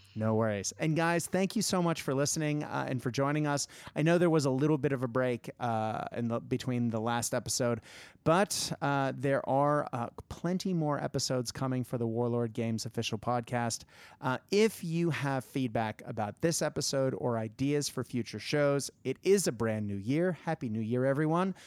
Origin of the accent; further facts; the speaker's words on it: United States; my home country, uh, because, you know, America.